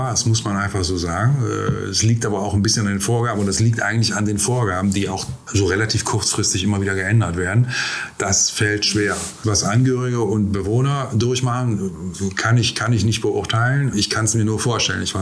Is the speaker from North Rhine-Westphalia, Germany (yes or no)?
yes; Gangelt, North Rhine-Westphalia, Germany; ja, ich bin aus Gangelt, aber wir Gangelter sind unschuldig.